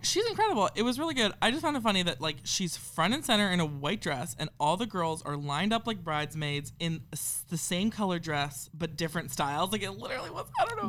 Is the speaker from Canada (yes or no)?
yes; Canada; we're Canadian